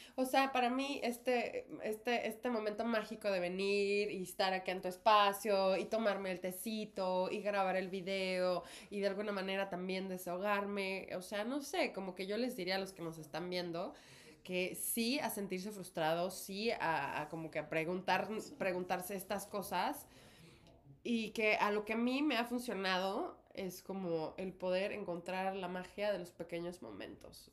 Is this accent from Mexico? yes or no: yes; Mexico; now in New York, United States; Y ambas somos actrices mexicanas.